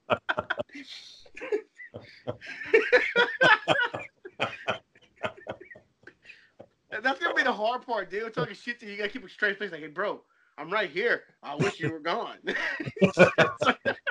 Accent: Chicago, Illinois, United States; I'm not from the motherland, dude. I'm from the Chicago.

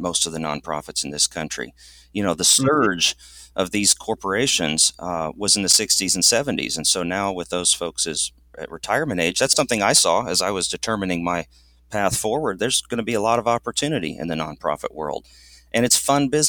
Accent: Southern Illinois, United States; now in East Tennessee, United States; I'm also originally from Southern Illinois, now in East Tennessee

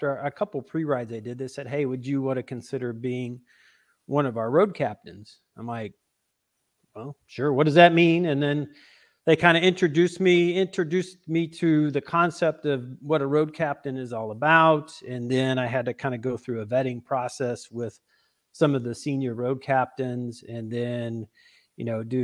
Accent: St. Louis, Missouri, United States; also born or lived in Nebraska / Illinois; I was from St. Louis

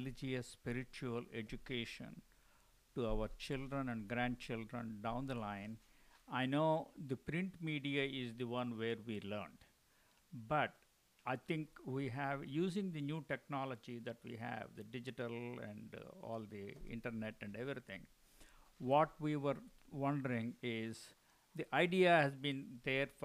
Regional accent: Guntur, Andhra Pradesh, India; also born or lived in Chittoor / Madras; I grew up in Guntur, born in Chittur, grew up in Guntur

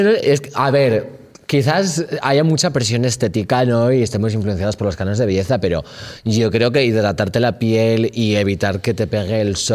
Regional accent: León, Castile and León, Spain; Torres no, y soy de León. La gente de León me odia, de hecho

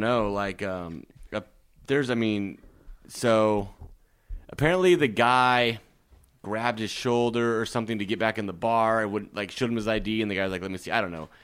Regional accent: Nebraska, United States; now in Los Angeles, United States; I'm from Lake Nebraska

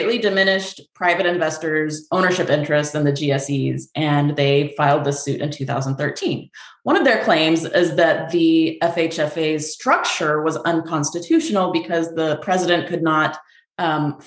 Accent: Texas, United States; moved away as an adult; also born or lived in New York City; now in Vermont, United States; I'm originally from Texas. I went to UT Austin for undergrad. I used to live in New York City

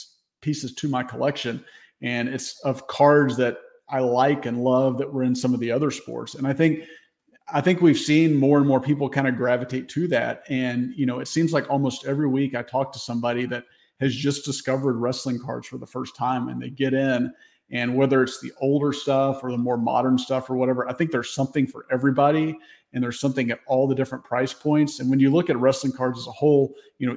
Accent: Memphis, Tennessee, United States; when I was growing up in the Memphis area

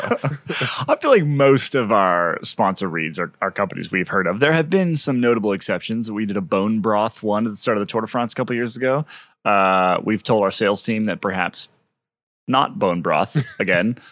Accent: United States; as an American

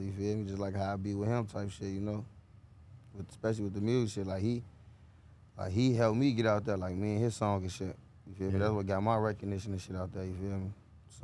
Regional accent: Chicago, Illinois, United States; South Shore, yeah, I know that's where I'm from. I'm from South Shore, 79th, 80th and South Shore

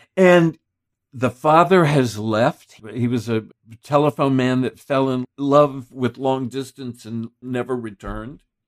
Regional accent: Texas, United States; I grew up in Texas

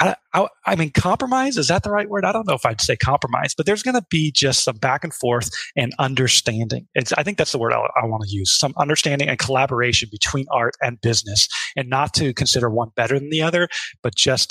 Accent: Midwest, United States; I grew up in the Midwest

